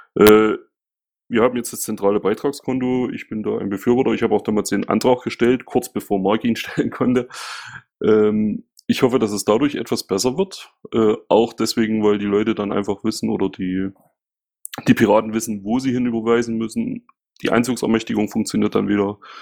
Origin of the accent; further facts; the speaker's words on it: Saxony, Germany; now in Ismaning, Germany; bin ein waschechter Ossi und neige zum Nuscheln